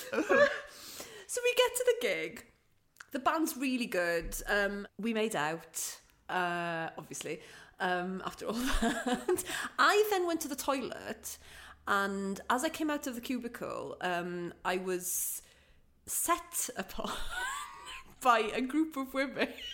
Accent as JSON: {"language": "English", "town": "Aberystwyth", "region": "Wales", "country": "United Kingdom", "said": "I'm from Aberystwyth"}